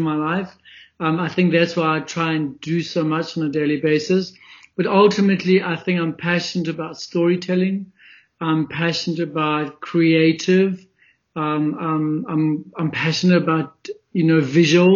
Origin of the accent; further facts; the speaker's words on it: Springs, Gauteng, South Africa; also born or lived in Johannesburg; So I was born in a small little gold mining town called Springs, which is in Ekurhuleni, the east of Johannesburg. I was born there, grew up there